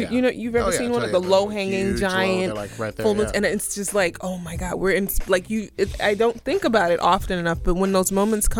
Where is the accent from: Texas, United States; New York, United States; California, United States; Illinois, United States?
New York, United States; New York City; I'm from Brooklyn. I was born in a brownstone in Bed-Stuy.